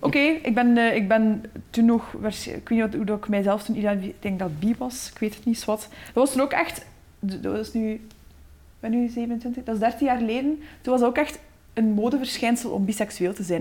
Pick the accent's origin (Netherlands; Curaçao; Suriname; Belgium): Belgium; Waarschoot, Flanders; ik kom uit de Boerse Waarschoot. Dat is een, een, dorp niet ver van Gent.